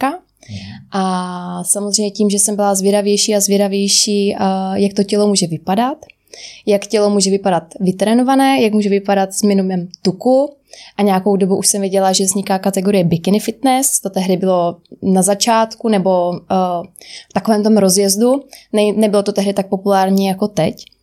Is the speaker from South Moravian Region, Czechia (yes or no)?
no; Rožnov pod Radhoštěm, Zlín Region, Czechia; also born or lived in Prague; je mi 27 roku, pocházím z Rožnova a teď se momentálně nacházím v Praze